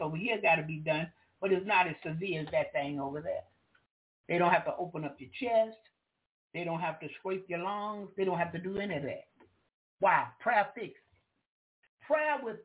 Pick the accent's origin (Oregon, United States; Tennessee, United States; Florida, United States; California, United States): Florida, United States; Jacksonville; I'm from Florida. I'm from Duval County